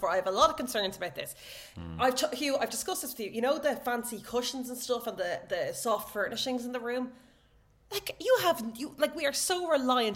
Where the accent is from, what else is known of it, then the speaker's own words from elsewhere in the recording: Ireland; I'm from Ireland.